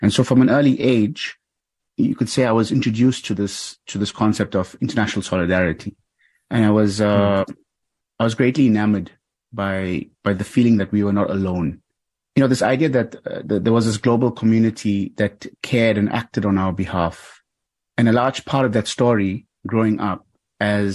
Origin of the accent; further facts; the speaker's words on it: South Africa; I was born in South Africa towards the end of apartheid